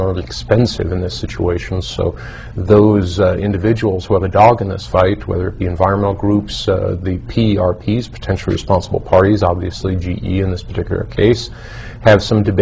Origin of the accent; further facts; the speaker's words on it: New York, United States; I fished there as a child when I was raised in New York